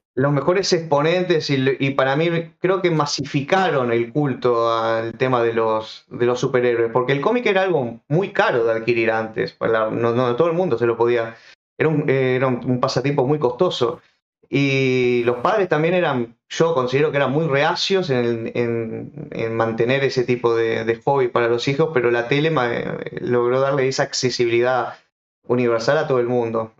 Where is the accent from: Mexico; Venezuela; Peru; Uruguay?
Uruguay; yo soy uruguayo